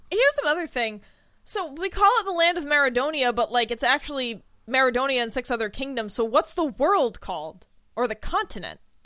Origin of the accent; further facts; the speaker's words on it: United States; I'm American